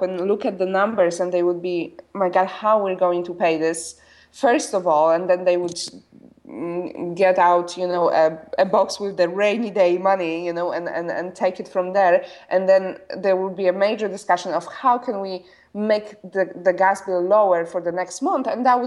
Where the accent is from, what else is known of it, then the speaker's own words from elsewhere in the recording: Poland; moved away as an adult; I was born and raised in Poland. I only left when I was 21.